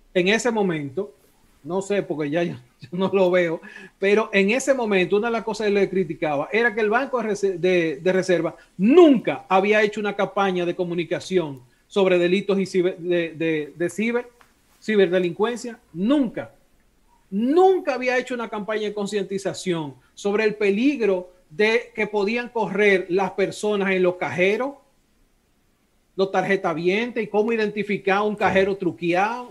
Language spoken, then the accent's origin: Spanish; Dominican Republic; Yo soy dominicano